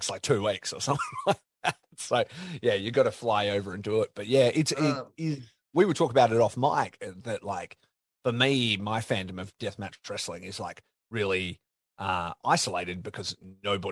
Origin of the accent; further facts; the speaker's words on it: Perth, Western Australia, Australia; I'm from Perth, because so I'm as isolated as it could get